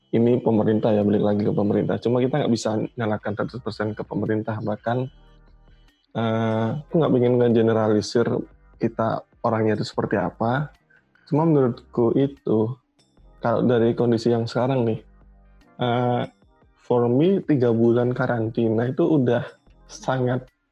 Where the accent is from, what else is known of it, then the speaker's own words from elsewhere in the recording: Surabaya, East Java, Indonesia; now in Jakarta, Indonesia; aku kan dari Surabaya and but now I'm live in I live in Jakarta